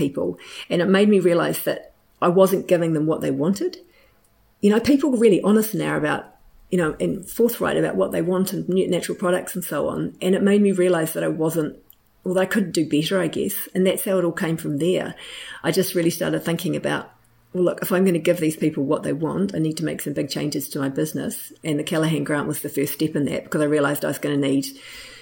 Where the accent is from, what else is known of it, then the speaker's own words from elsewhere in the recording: Hawke's Bay, New Zealand; I'm from Hawke's Bay